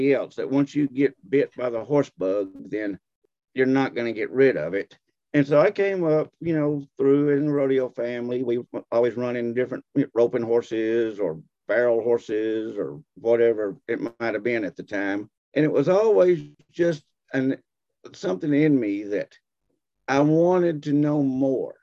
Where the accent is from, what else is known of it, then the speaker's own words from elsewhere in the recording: Texas, United States; moved away as an adult; now in Fayetteville, Tennessee, United States; I grew up in Texas